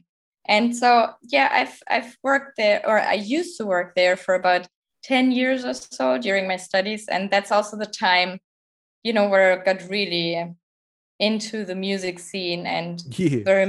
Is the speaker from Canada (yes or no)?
no; Southern Germany, Germany; now in Berlin, Germany; I'm originally from Southern Germany, and there was really nothing around except for one venue